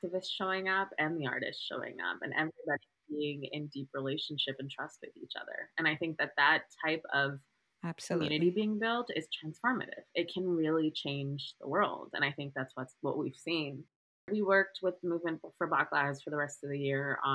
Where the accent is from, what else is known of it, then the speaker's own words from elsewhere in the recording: Southern California, United States; I grew up in Southern California